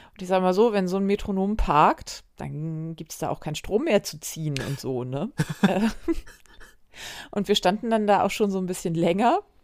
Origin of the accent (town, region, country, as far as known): Wedel, Schleswig-Holstein, Germany; born or raised there